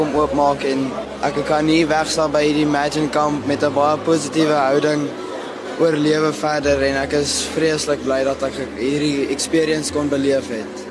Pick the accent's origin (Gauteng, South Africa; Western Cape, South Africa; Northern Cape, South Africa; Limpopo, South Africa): Gauteng, South Africa; Vanderbijlpark; Ek is van van der Bylpark Gauteng af